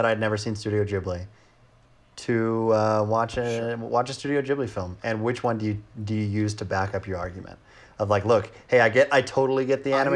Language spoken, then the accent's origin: English; United States; as an American